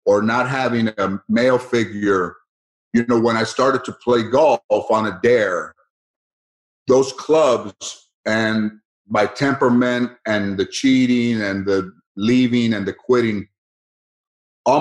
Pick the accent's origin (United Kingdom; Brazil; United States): United States; Los Angeles, California; I grew up in San Fernando, Mission Hills.